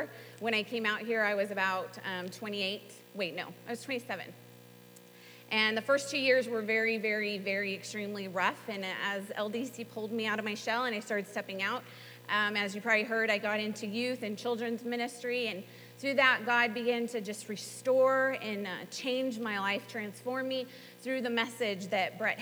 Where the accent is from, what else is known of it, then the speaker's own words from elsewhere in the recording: Southern California, United States; moved away as an adult; also born or lived in North Carolina / Tulsa, Oklahoma; I'm from Southern California, and I came out here to attend Bible school